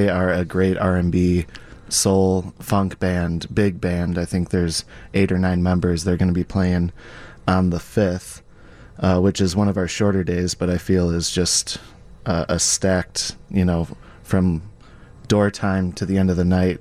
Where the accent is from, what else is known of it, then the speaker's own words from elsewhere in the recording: Oak Park, Illinois, United States; growing up in Oak Park, you know, like it's nostalgic to walk into Fitzgerald still